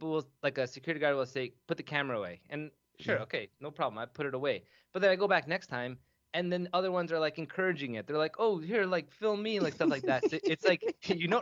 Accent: Toronto, Ontario, Canada; I'm from Toronto

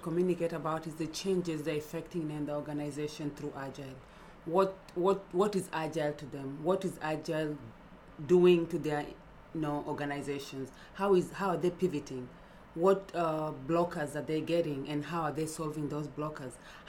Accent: Dallas, Texas, United States; now in Buffalo, United States; So for me, when I came to Buffalo, I'm from Dallas.

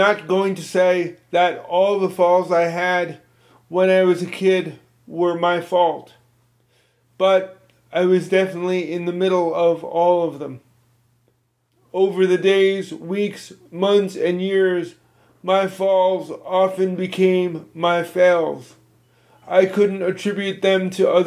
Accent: Virginia, United States; my home state of Virginia

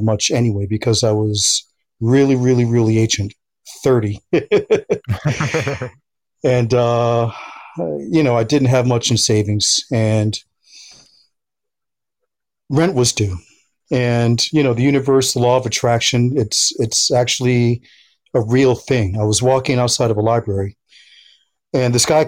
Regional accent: United States; moved away as an adult; also born or lived in Philadelphia, Pennsylvania; now in Los Angeles, United States; lived in a New York, New Jersey area for most of my entire youth

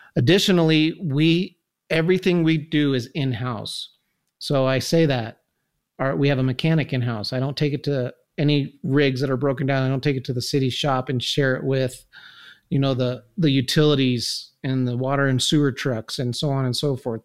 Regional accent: Incline Village, Nevada, United States; I was born and raised here in Incline

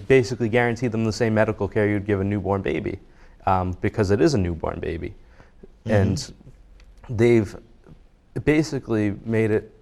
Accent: Marshfield, Massachusetts, United States; I grew up in Marshfield. I've lived in the South Shore my entire life

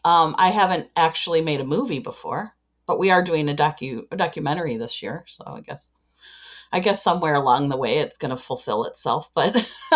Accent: Chicago, Illinois, United States; I am from Chicago, Illinois.

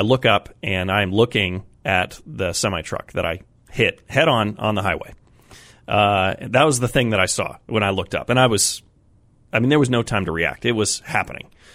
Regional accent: Colorado, United States; now in Massachusetts, United States; I grew up in Colorado

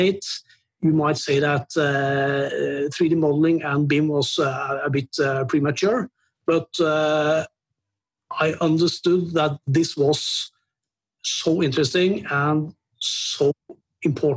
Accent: Norway; I'm from Norway and I'm 47 years old

